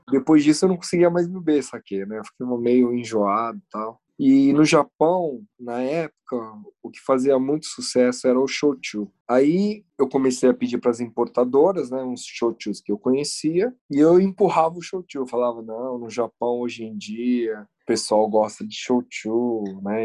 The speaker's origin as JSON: {"language": "Portuguese", "country": "Brazil", "also_born_or_lived": "Japan", "moved": "yes", "said": "na época que eu saí do Brasil"}